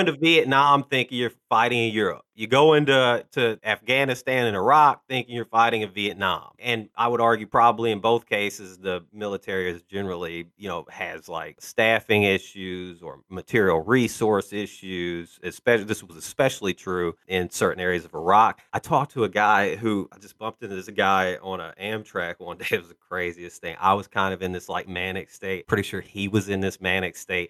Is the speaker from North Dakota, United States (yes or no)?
no; Illinois, United States; I'm from Illinois